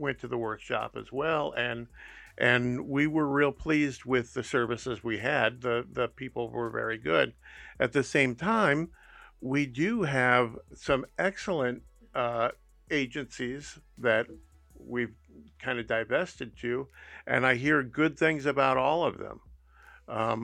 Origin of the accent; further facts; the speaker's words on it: Berea, Ohio, United States; I grew up in Berea, Ohio, up in Cuyahoga County.